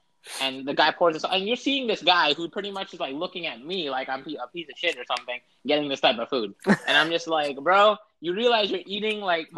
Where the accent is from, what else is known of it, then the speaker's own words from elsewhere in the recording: New York, United States; I'm born here, bro. I was born in New York